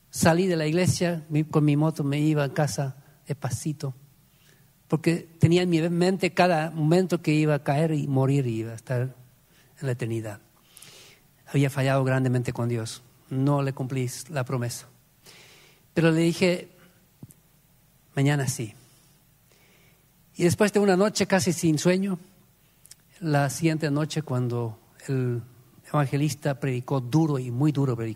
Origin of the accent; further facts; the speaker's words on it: Eastern Region, Paraguay; crecimos todo con, acá en el Oriental.